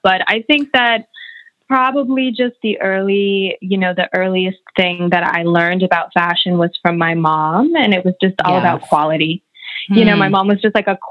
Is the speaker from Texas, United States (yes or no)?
no; Atlanta, Georgia, United States; moved away as an adult; also born or lived in Dubai; now in Los Angeles, United States; Atlanta. Growing up in Atlanta